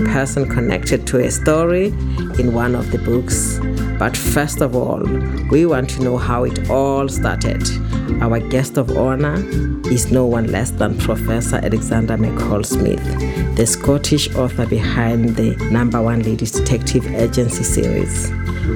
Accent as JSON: {"language": "English", "country": "Botswana", "said": "from Botswana. I'm a chef and cookbook writer, and my passion is to share my home country's culture with you and the world"}